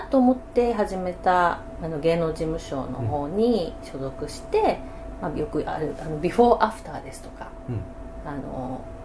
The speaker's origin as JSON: {"language": "Japanese", "region": "Okinawa", "country": "Japan", "tie": "born or raised there", "moved": "as an adult", "lives_now": "Yokohama, Japan", "said": "沖縄で生まれ育って"}